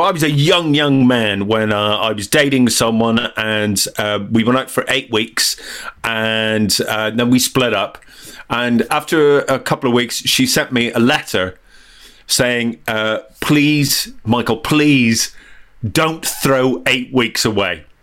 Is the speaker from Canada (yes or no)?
no; Northern Ireland, United Kingdom; accent: diluted Northern Irish; now in England; I'm Northern Irish, but as, you, as uh, any listener can tell, my accent's very diluted over the years living uh, uh in England. But um, but it really comes back when I'm angry.